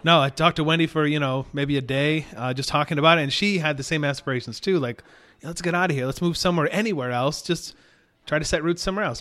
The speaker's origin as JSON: {"language": "English", "town": "Hastings", "region": "Michigan", "country": "United States", "tie": "born or raised there", "also_born_or_lived": "Grand Rapids, Michigan", "moved": "as an adult", "lives_now": "Houston, United States", "said": "I grew up in Hastings, Michigan"}